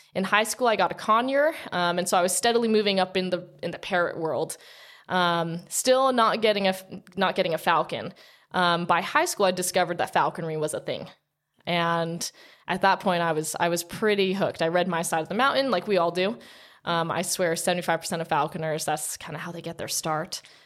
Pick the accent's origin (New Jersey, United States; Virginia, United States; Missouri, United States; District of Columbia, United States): New Jersey, United States; Princeton; moved away as an adult; also born or lived in Utah; I grew up in Princeton, New Jersey, and then as soon as I turned eighteen, before I graduated high school, I'd moved to Utah